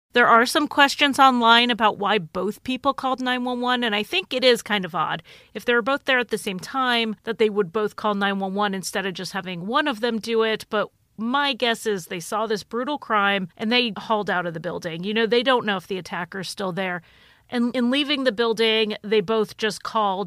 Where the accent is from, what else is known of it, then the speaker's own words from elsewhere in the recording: Connecticut, United States; moved away as an adult; also born or lived in Idaho; I grew up in Connecticut